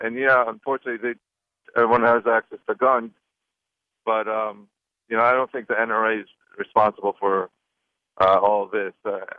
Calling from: Lloyd Harbor, New York, United States; Lloyd Harbor in New York.

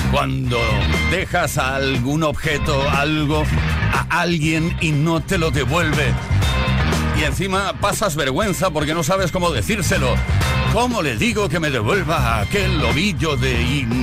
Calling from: Barcelona, Catalonia, Spain; de Barcelona y yo voy a reivindicar a los que estamos al otro lado

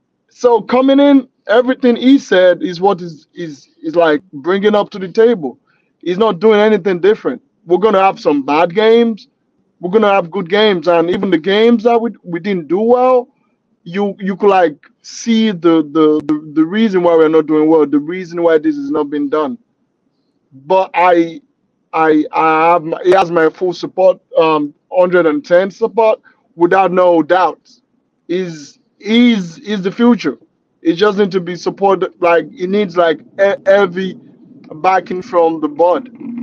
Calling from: Naperville, Illinois, United States; Right now, I'm talking from Naperville, Illinois, United States.

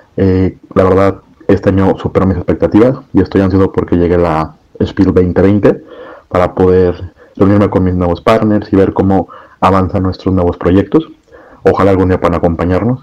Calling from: Guadalajara, Jalisco, Mexico; soy el dueño del Burger Café La Madriguera, ubicado en la ciudad de Guadalajara, México

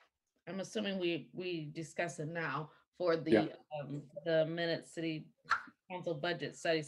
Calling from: Lathrop Village, Michigan, United States; I'm calling in from Lathrop Village, Michigan, in Oakland County

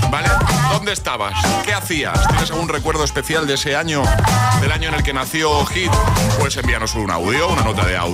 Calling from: Valencia, Valencian Community, Spain; Buenos días, agitadores. … de Valencia.

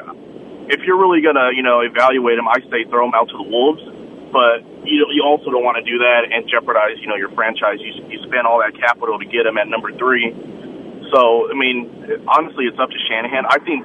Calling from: San Jose, California, United States; from San Jose.

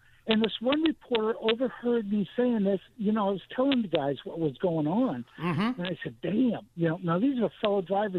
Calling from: Taylors, South Carolina, United States; Hi, Bobby, and I'm from Taylor's, your neck of the woods.

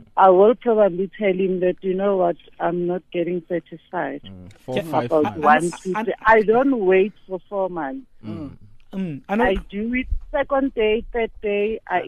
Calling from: Alexandra, Gauteng, South Africa; I'm calling from Alexandra.

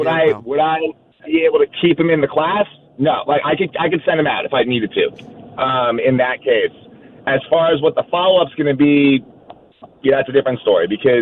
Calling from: New York City, New York, United States; I'm calling from Queens.

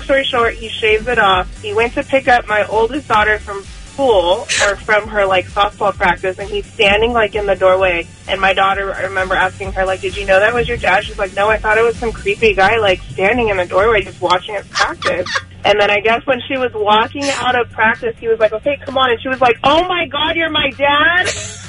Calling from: Redwood, United States; Hi, I'm calling from Redwood.

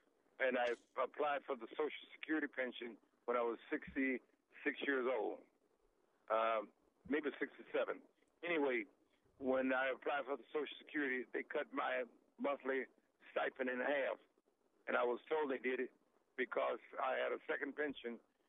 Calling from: Washington, District of Columbia, United States; I'm calling from Washington, D.C. I live in Illinois, though.

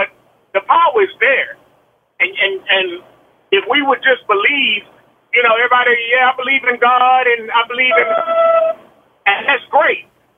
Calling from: Texas, United States; I'm calling from Texas.

